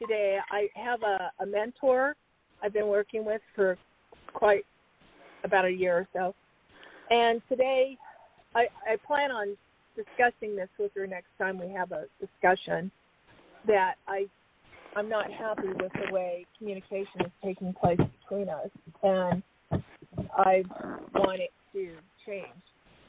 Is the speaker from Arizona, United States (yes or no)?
yes; Arizona, United States